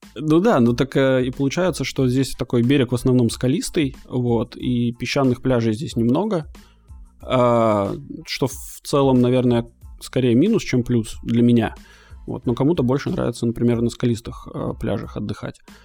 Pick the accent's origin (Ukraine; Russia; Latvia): Latvia; now in Malta; я родился в Латвии, вот, а потом переехал на Мальту